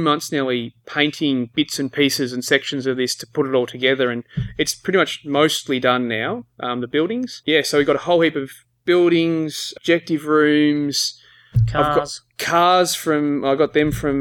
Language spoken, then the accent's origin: English; Australia; accent: Australian; We're Australian.